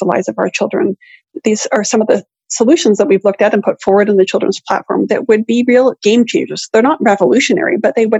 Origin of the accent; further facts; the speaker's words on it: Canada; as a Canadian